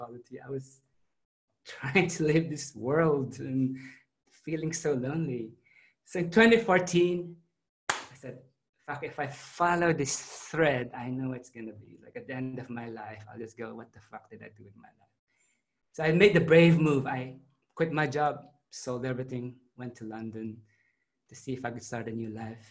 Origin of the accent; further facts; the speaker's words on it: Philippines; moved away as an adult; also born or lived in Adelaide, Australia / Melbourne, Australia; now in Sydney, Australia; I grew up in the Philippines